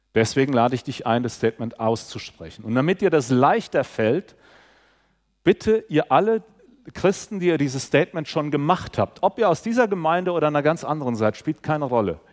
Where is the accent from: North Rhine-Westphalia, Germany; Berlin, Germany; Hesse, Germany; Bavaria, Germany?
Hesse, Germany; Southern; ich komme aus Südhessen.